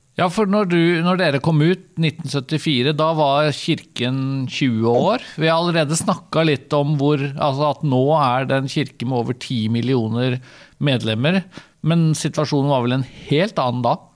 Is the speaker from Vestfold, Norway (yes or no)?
yes; Vestfold, Norway; jeg er jo fra, fra Vestfold